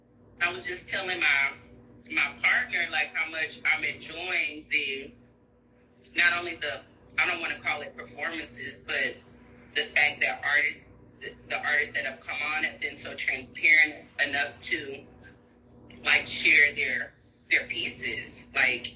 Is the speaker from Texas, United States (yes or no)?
yes; Houston, Texas, United States; from Houston, Texas